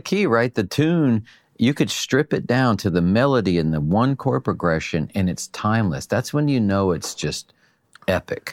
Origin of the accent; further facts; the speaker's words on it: North Carolina, United States; now in California, United States; I'm a hillbilly from North Carolina